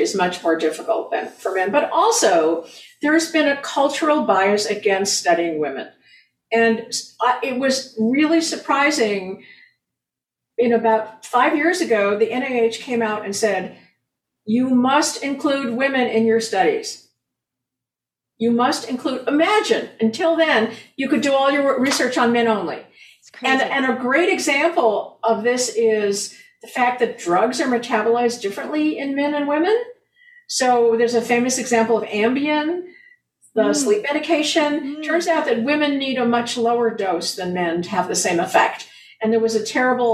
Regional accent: United States; being an American

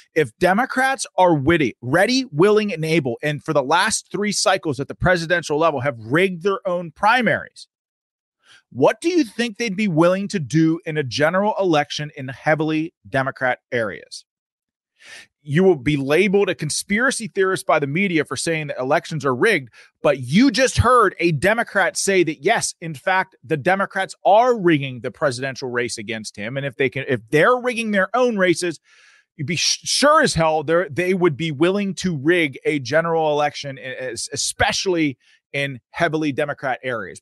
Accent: Pennsylvania, United States; I'm from Pennsylvania

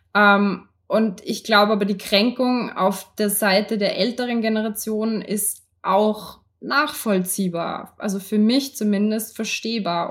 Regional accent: Austria; ich kann jetzt nur für uns in Österreich sprechen

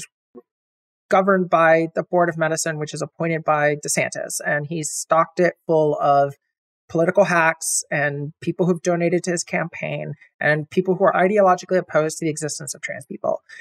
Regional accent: Florida, United States; moved away; I'm originally from Florida, born and raised there, went to college there

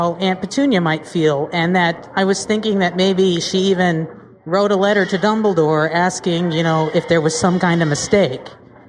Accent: St. Louis, Missouri, United States

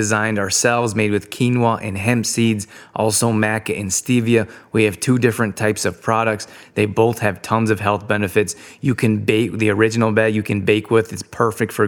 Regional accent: Calgary, Alberta, Canada; I grew up in Calgary

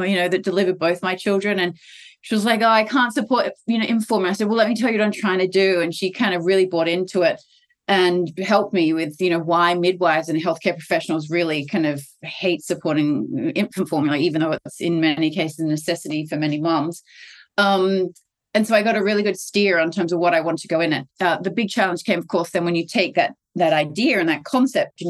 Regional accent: Australia; I'm Australian. I actually tried to do the business here in Australia.

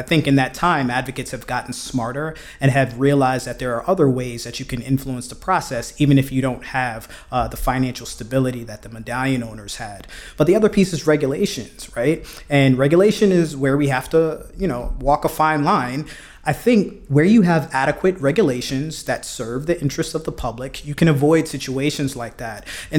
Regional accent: Brooklyn, New York, United States; He's from Brooklyn. I'm from Brooklyn. We've got that, right?

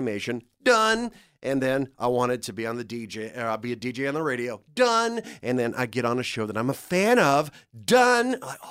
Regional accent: Dallas, Texas, United States; I was living in Dallas. Yeah, okay. Yeah. I grew up in Dallas.

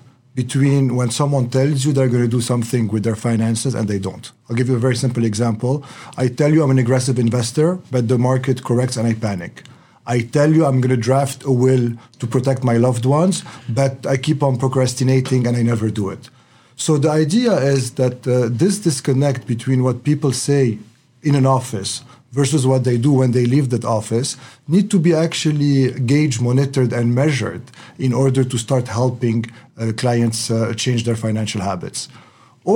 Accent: Lebanon; moved away; I grew up in Lebanon, and the main sports are basketball, soccer, and tennis

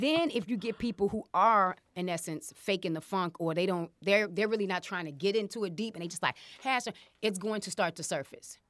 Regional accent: Chicago, Illinois, United States; I am from Chicago, ladies and gentlemen. I'm from Uptown

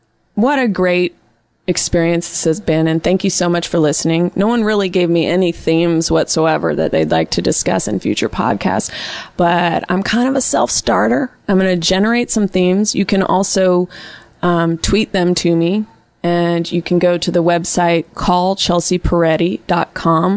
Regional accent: Bay Area, California, United States; I was raised in the Bay Area

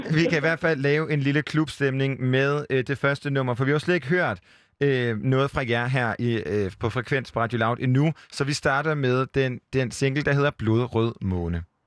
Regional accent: Jutland, Denmark; now in Copenhagen, Denmark; Jeg er også selv fra Jylland, og jeg bor også i Nordvest i København.

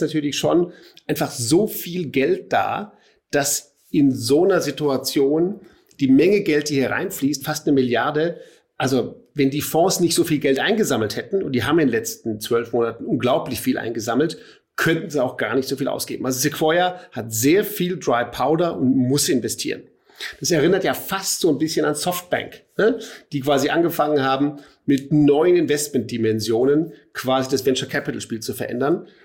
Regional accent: Munich, Bavaria, Germany; hier als Münchner

